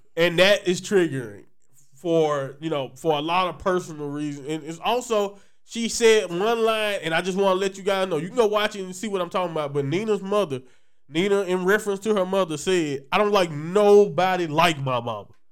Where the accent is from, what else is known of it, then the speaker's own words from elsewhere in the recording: Louisiana, United States; I'm from Louisiana